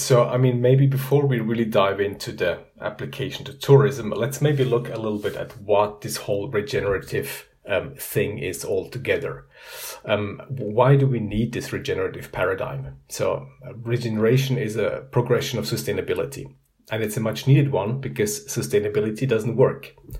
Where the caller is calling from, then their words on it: Zurich, Switzerland; I'm calling in from Zurich, Switzerland.